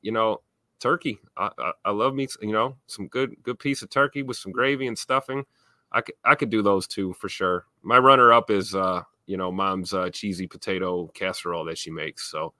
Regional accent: Milwaukee, Wisconsin, United States; I'm from Milwaukee, man. We're a Miller household up here

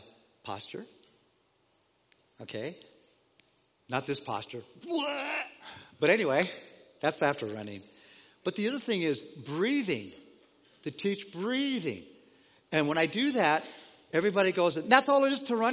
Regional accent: Denver, Colorado, United States; also born or lived in Los Angeles, California; Growing up in Denver, Colorado

